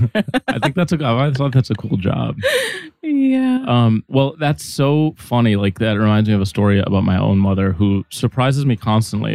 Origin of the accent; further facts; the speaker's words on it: Minnesota, United States; moved away as an adult; now in New York, United States; I felt really grounded growing up in Minnesota